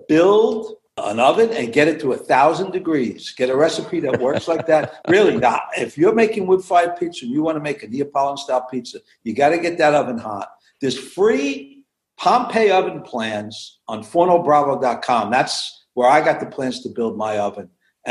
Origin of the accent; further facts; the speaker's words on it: New York City, New York, United States; moved away as an adult; also born or lived in central New Jersey; we grew up in Brooklyn. We wanted to have a little more elbow room. We moved out in 1983 to central New Jersey